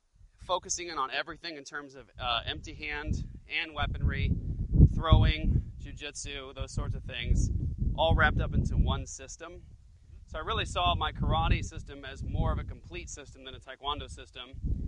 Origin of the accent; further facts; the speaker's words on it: Japan; the karate system that I did growing up in Japan, my dad was military